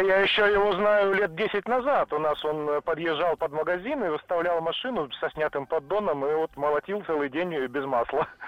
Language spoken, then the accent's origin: Russian; Tula, Tula Oblast, Russia; город Тула